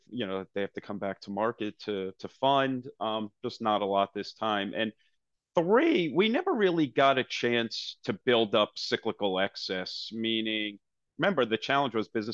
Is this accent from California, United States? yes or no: no; New Jersey, United States; I'm a kid from New Jersey.